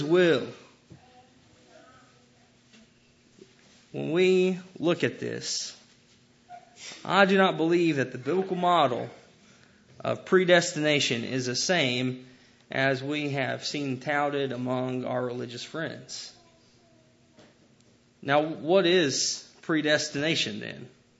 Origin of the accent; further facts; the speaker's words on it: United States; I love being an American.